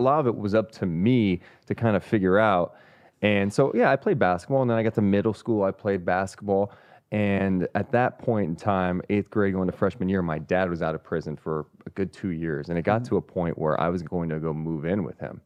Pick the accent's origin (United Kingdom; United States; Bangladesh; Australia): United States; Sacramento, California; also born or lived in Carmichael, California / San Francisco; I'm born and raised here